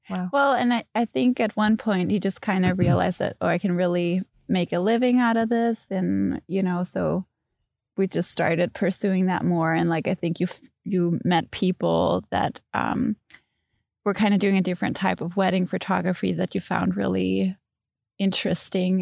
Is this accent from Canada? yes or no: no; Denmark; moved away as an adult; now in Chicago, United States; I'm from Denmark